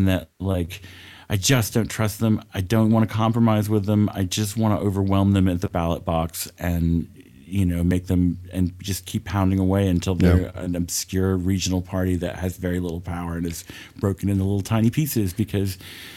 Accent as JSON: {"language": "English", "region": "South Georgia", "country": "United States", "tie": "born or raised there", "said": "I grew up in South Georgia"}